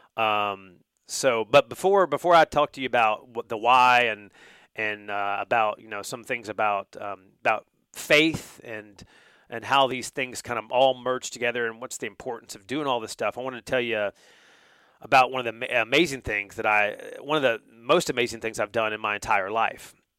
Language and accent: English; North Carolina, United States; now in Georgia, United States; I grew up in North Carolina, where college basketball is king